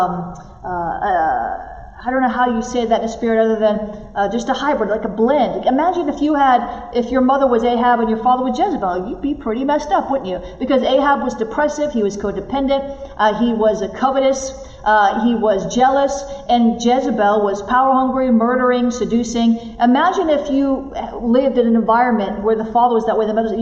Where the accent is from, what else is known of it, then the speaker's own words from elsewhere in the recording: the South, United States; I'm from the South